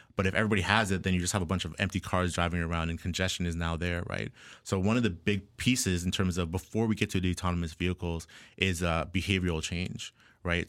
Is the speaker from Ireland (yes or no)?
no; Ajax, Ontario, Canada; I was born and raised in Ajax, Ontario here, uh, just east of Toronto.